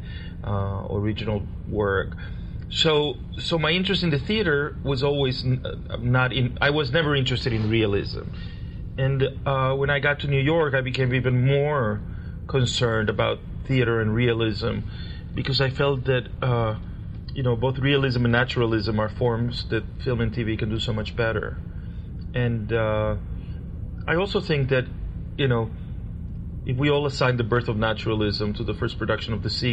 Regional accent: Caracas, Capital District, Venezuela; moved away; I was born in Caracas, Venezuela

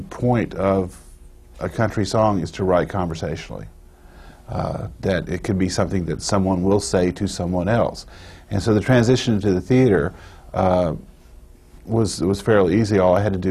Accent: Durham, North Carolina, United States; moved away as an adult; now in Nashville, United States; I'm originally from Durham, North Carolina

